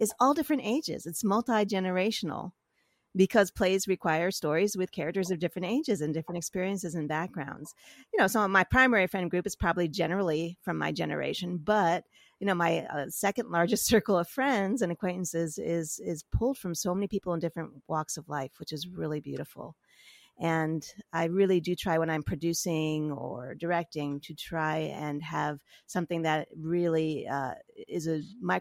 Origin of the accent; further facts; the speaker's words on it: New York City, New York, United States; I grew up in New York.